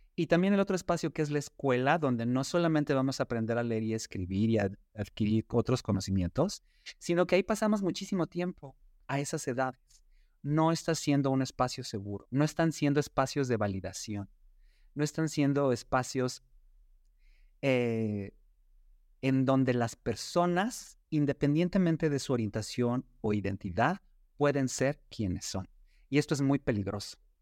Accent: Mexico; cómo está la población LGBTQ y más en nuestro país

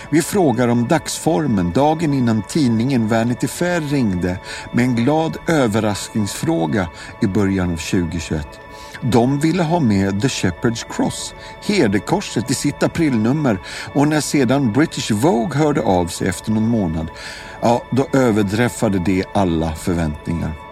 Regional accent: Dalarna County, Sweden; accent: Dalarna dialect; Alltså min dalmål är sådär, men du förstår frågan.

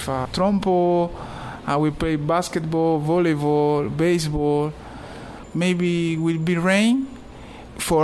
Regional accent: Havana, Cuba; English is a second language; I born here in Havana. This is my city, my beautiful

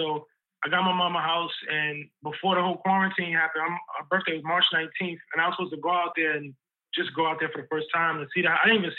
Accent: New York City, New York, United States; I really appreciate growing up in Harlem

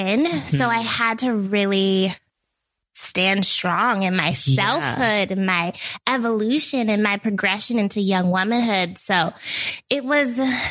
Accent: Portland, Oregon, United States; moved away as an adult; now in New York, United States; I grew up in Portland, Oregon.

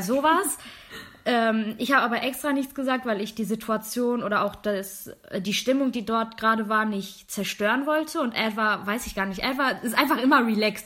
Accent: Germany; Ich bin Deutsch-Türkin. Ich bin zu deutsch, um zu sagen, ich bin türkisch und ich bin zu türkisch, um zu sagen, ich bin deutsch

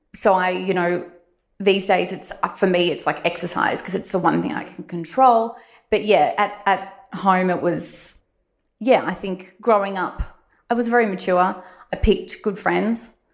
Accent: Warrandyte, Victoria, Australia; I grew up in Warrandyte, so I guess you could call me a country girl

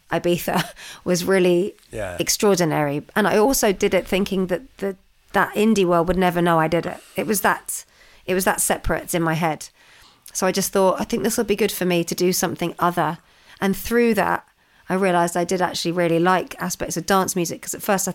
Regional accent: London, United Kingdom; I was growing up in London.

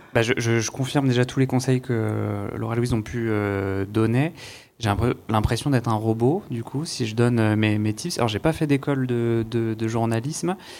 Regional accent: Saint-Denis, Île-de-France, France; je viens de Saint-Denis

